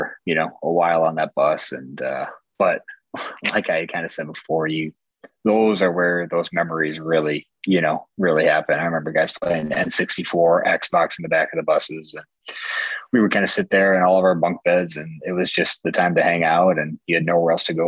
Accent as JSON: {"language": "English", "town": "Buffalo", "region": "New York", "country": "United States", "tie": "born or raised there", "said": "my hometown in Buffalo here"}